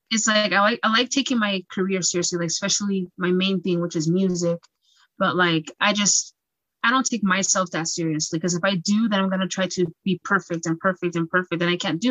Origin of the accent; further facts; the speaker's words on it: Utah, United States; I was just born and raised in Utah